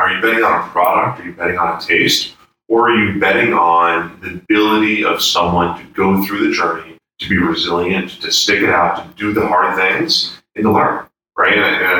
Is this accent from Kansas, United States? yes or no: no; Boston, Massachusetts, United States; I'm from Boston.